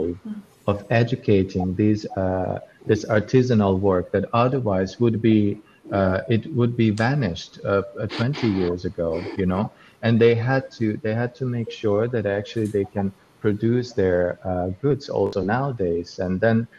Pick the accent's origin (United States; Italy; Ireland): Italy; Florence, Tuscany; I grew up in Florence, in Tuscany